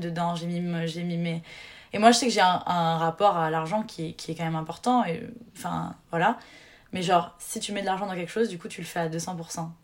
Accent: near Bordeaux, Nouvelle-Aquitaine, France; moved away as an adult; also born or lived in Marseille; Je viens d'à côté de Bordeaux

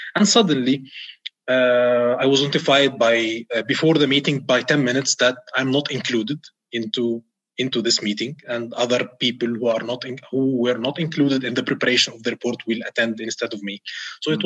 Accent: Egypt; moved away as an adult; now in Riyadh, Saudi Arabia; I'm an Egyptian expat uh, in Saudi Arabia, uh, currently in Riyadh

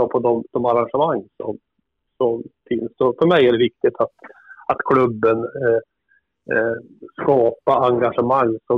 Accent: Kramfors, Västernorrland County, Sweden; Är bosatt i Kramfors för tillfället. Där har jag bott i stort sett hela mitt liv, även om jag har jobbat både här och i Stockholm de sista tio åren.

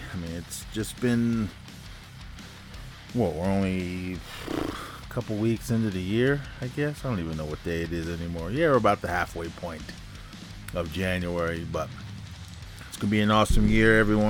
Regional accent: California, United States; now in Susanville, United States; I grew up in the Bay Area my whole life, and that's where I met Chris and my wife and Renee, and then she drug me up here.

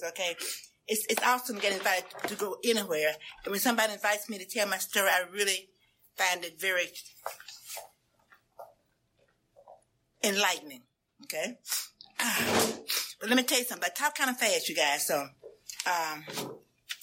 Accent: Memphis, Tennessee, United States; I grew up in Memphis, Tennessee

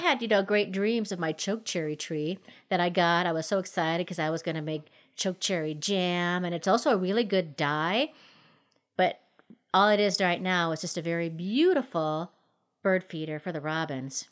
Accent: Minnesota, United States; now in Colorado, United States; growing up in Minnesota, my mom had a little orange tree

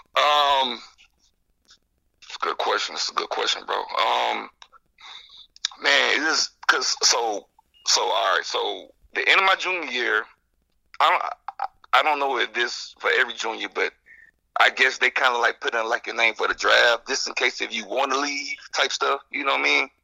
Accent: Jacksonville, Florida, United States; moved away as an adult; also born or lived in Illinois; I'm from Jacksonville

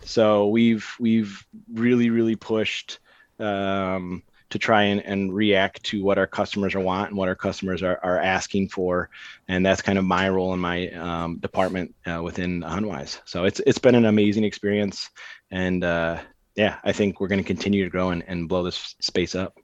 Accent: Cadillac, Michigan, United States; now in Grand Rapids, United States; I grew up in Cadillac, so an hour and a half north of Grand Rapids

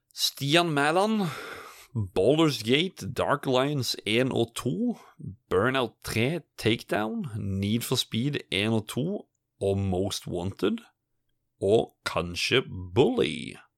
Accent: Sørlandet, Norway; jeg er jo en sørlending.

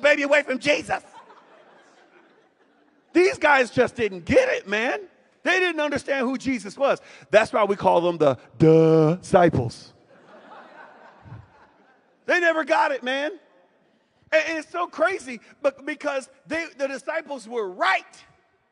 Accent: Winston-Salem, North Carolina, United States; moved away; my hometown now, Winston-Salem, North Carolina

